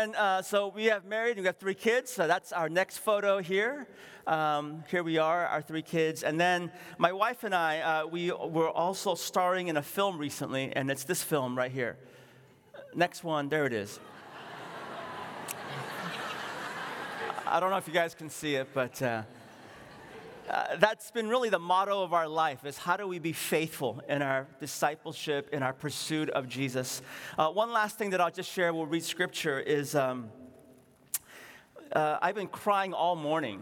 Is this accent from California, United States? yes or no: yes; San Francisco, California, United States; also born or lived in Seoul, South Korea; My parents and I, we ran a grocery store in what is now called, I think, Nob Loin, on Pine Street, not that far away